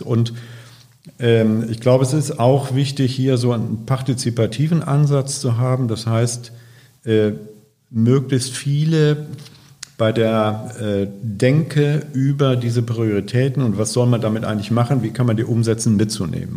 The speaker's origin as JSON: {"language": "German", "area": "Ahr Valley", "region": "Rhineland-Palatinate", "country": "Germany", "tie": "born or raised there", "also_born_or_lived": "Hamburg", "moved": "as an adult", "lives_now": "Bremen, Germany", "said": "Ich komme gebürtig aus dem Ahrtal, äh, in der letzten Zeit bekannt geworden durch die Flut. Äh, und da steht auch mein Elternhaus noch"}